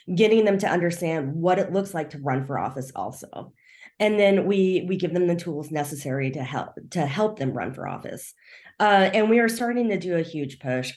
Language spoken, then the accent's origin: English; rural Kansas, United States; also born or lived in South Korea; now in Kansas City, United States; I actually grew up in rural Kansas. Uh, I was adopted, so I, I'm adopted from South Korea.